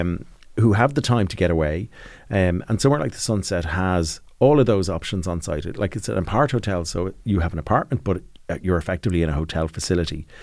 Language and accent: English; Ireland; when we grew up in Ireland